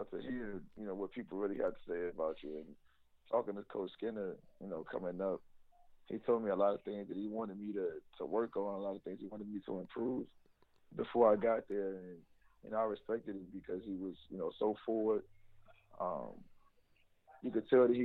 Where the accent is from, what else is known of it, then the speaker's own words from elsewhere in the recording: Virginia, United States; moved away as an adult; I'm coming from Virginia, so like ACC country